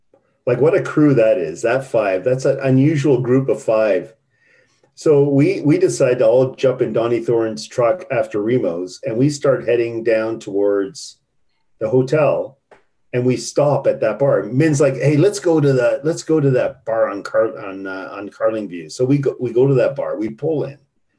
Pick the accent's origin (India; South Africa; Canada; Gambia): Canada; I go, I'm Canadian. What the fuck am I going to do to you?